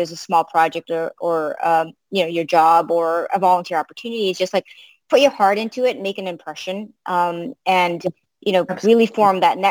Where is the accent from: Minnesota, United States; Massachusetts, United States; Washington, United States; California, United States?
Massachusetts, United States; Boston; English is a second language; also born or lived in Africa; we literally arrived into Boston with $99